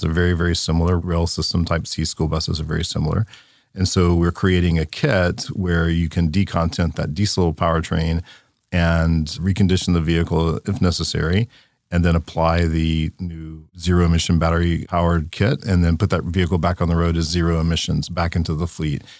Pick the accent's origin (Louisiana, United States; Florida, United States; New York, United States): Louisiana, United States; I grew up in Louisiana, in a small town